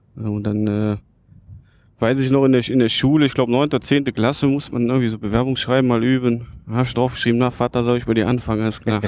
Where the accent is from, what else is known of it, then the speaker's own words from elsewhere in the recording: Lieberg, Germany; Also ich bin ja in Lieberg aufgewachsen bei meinem Opa.